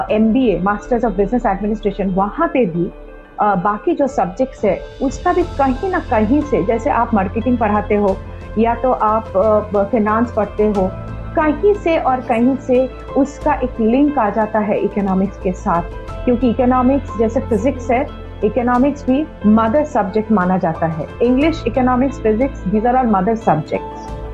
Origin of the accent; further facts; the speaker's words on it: Bokaro, Jharkhand, India; now in Kolkata, India; मैं कोलकाता से हूँ नहीं आई एम फ्रॉम बोकारो तो इसलिए मैं बंगाली हूँ लेकिन ब्रॉटअप इन बोकारो झारखंड में